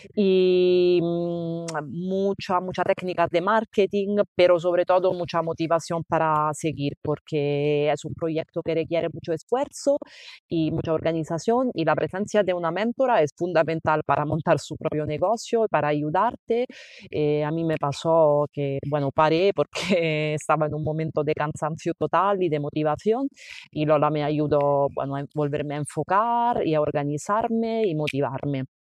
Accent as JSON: {"language": "Spanish", "country": "Italy", "second_language": "Spanish", "moved": "yes", "said": "soy italiana y soy profesora de italiano para extranjero."}